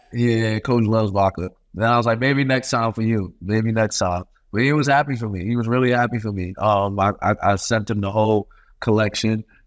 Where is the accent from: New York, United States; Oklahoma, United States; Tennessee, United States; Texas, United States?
New York, United States; New York City; I'm from Brooklyn, New York